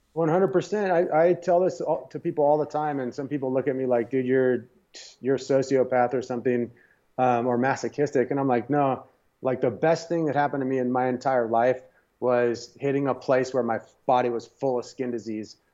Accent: San Diego, California, United States; I grew up in San Diego

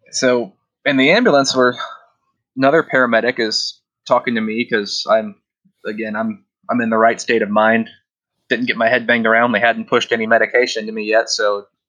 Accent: Kansas City, United States; also born or lived in Overland Park; We're both from Kansas City

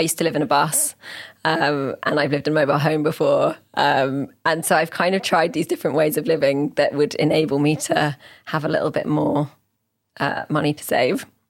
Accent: Oxford, South East England, United Kingdom; As someone who is like born and raised in Oxford, I, and I've stayed here my whole life, I haven't moved away or anything

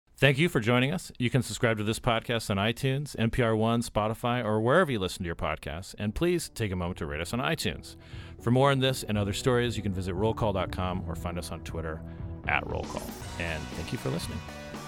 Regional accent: Arizona, United States; I'm a Westerner myself. I grew up in Arizona. I grew up on a cattle ranch

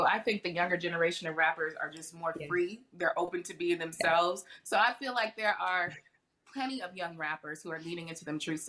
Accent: Atlanta, Georgia, United States; my hometown of Atlanta

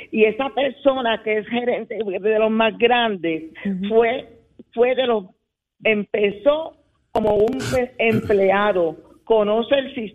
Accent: Puerto Rico; also born or lived in San Lorenzo; Yo tengo 73 años, soy puertorriqueña

